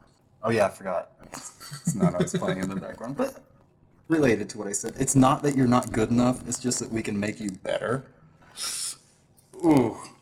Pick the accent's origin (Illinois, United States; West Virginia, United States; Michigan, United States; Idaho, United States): West Virginia, United States